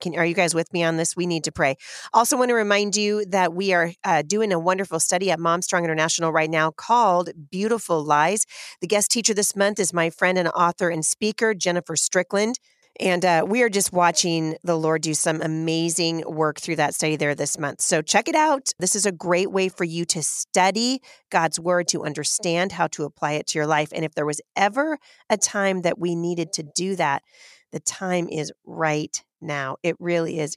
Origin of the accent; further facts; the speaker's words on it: Portland, Oregon, United States; moved away as an adult; now in Washington State, United States; I've lived in Washington State now for a very long time, but I grew up in Portland.